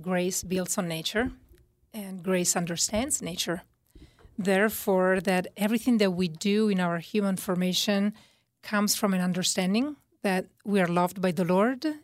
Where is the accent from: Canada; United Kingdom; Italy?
Italy; accent: Italian; moved away; my Italian accent.